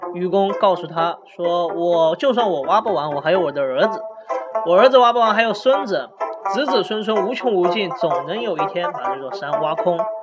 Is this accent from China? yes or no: yes; China; 我们中国人